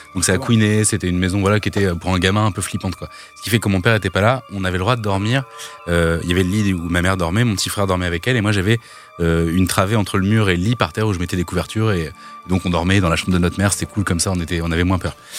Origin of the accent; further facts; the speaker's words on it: Normandy, France; j'ai grandi en Normandie